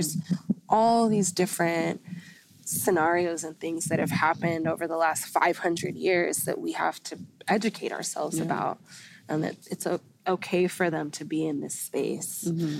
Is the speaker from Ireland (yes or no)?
yes; Ireland; And then being Irish is really cool, too. Being Irish is really cool, too.